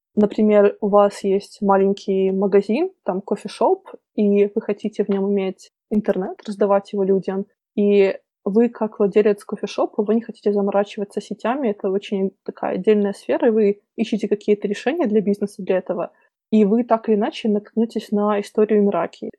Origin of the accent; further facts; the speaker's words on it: Belarus; moved away as an adult; also born or lived in Minsk; now in London, United Kingdom; я сама и родом из Беларуси